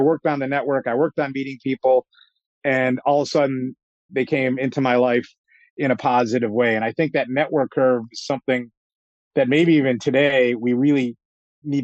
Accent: Chicago, Illinois, United States; moved away as an adult; now in Boston, United States; I'm a Chicagoan

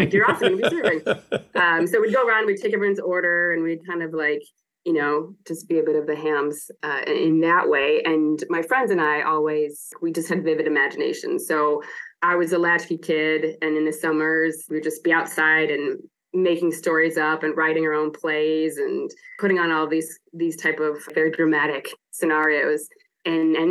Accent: Amherst, New York, United States; I grew up in Amherst. I went to Sweet Home High School.

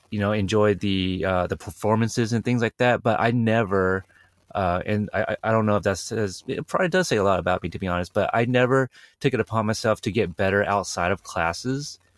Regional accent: Portland, Oregon, United States; my hometown, Portland, Oregon

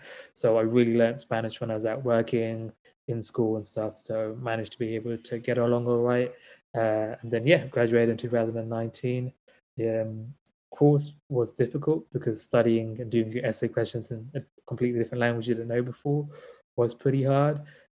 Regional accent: London, United Kingdom; also born or lived in Valencia, Spain; I'm a dentist born and raised in London, UK, and I work here as well.

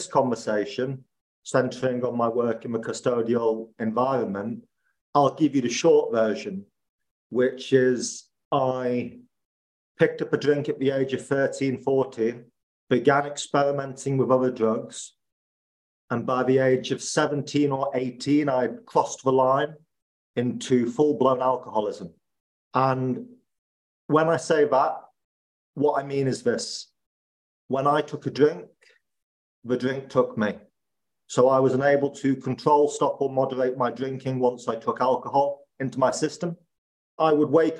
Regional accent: Liverpool, North West England, United Kingdom; moved away as an adult; also born or lived in Spain / Italy / Naples; my hometown of Liverpool

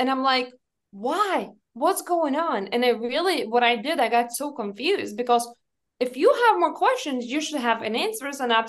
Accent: Lithuania; English is a second language; now in United States; I told them I'm from Lithuania, and they assumed I live in Lithuania.

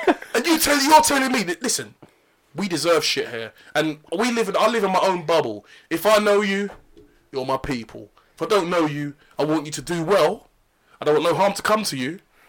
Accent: London, United Kingdom; I'm from London.

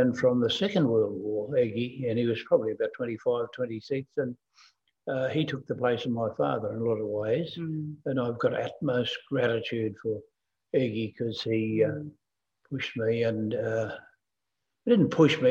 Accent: Western Queensland, Australia; we grew up there in Western Queensland

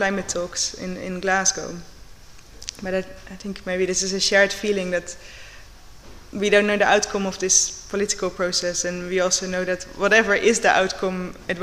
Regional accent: Netherlands; also born or lived in Portobello, Edinburgh; now in Edinburgh, United Kingdom; I am from the Netherlands

